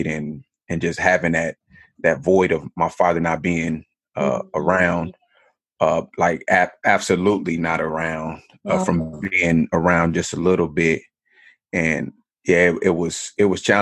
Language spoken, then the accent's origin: English; Kansas City, United States; now in Los Angeles, United States; I'm born and raised in Kansas City. And so I need everybody to know that I'm a Kansas City kid